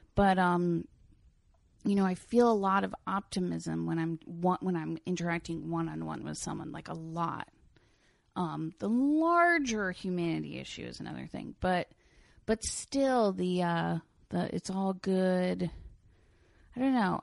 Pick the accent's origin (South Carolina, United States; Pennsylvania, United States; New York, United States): New York, United States; Lloyd Neck; also born or lived in Brooklyn; I grew up on the North Shore on the Long Island Sound